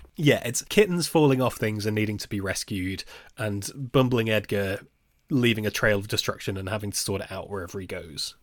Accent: Nottingham, East Midlands, United Kingdom; my hometown, Nottingham

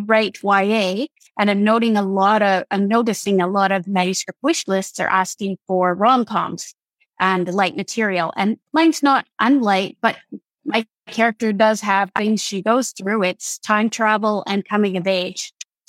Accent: Canada; I'm also a Canadian writer

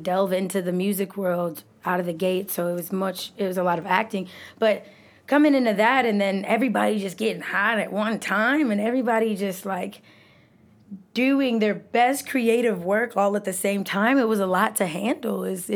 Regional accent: Detroit, Michigan, United States; moved away as an adult; now in Chicago, United States; I'm from Detroit

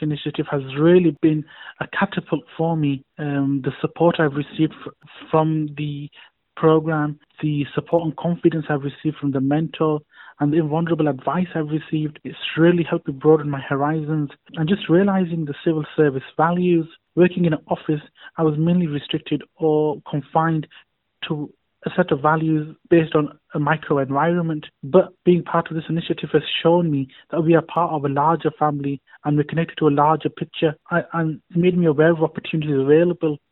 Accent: Bradford, Yorkshire and the Humber, United Kingdom; I'm from Bradford. I was born and bred in Yorkshire

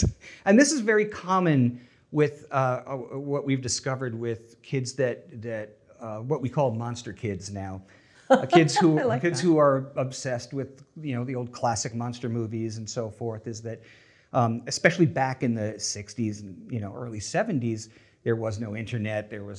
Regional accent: Long Island, New York, United States; Yeah, I grew up on Long Island, which is off of New York, the North Shore of Long Island, which is part of the reason I don't have the Long Island accent.

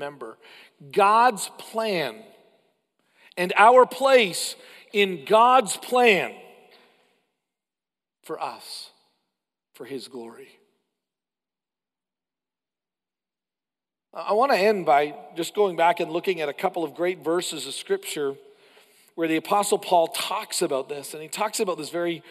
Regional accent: Canada; as a Canadian

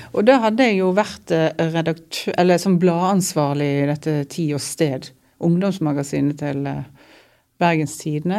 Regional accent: Odda, Vestland, Norway; jeg har allerede skrevet en tekst om huset der som jeg vokste opp inne i Odda

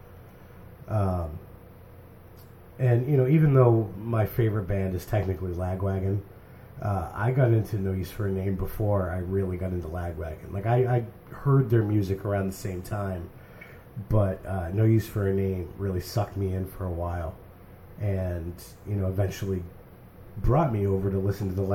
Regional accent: New Hampshire, United States; I'm from New Hampshire.

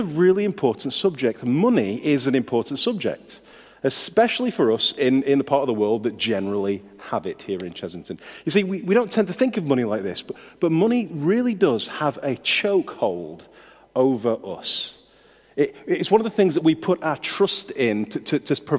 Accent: United Kingdom; we're British.

